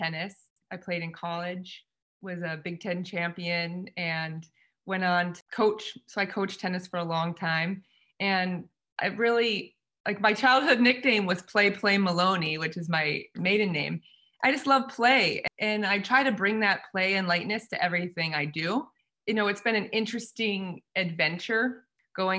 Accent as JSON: {"language": "English", "town": "San Diego", "region": "California", "country": "United States", "tie": "born or raised there", "said": "my hometown"}